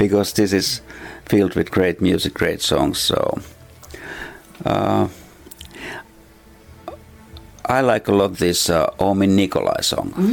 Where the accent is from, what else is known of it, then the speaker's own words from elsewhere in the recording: Kaustinen, Central Ostrobothnia, Finland; my hometown nowadays in Kaustinen